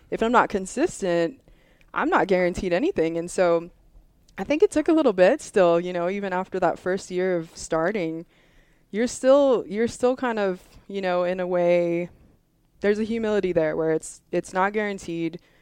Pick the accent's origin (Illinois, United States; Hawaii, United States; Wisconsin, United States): Hawaii, United States; moved away as an adult; I'm originally from Hawaii